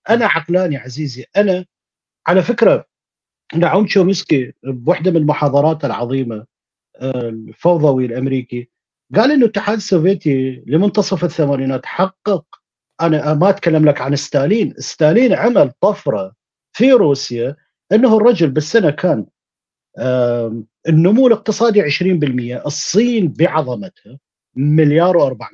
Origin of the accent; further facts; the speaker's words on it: Kurdistan Region, Iraq; انا انا ككردي انا صدام حسين قتل من عندي 45 ابن عم وابن خاله وابن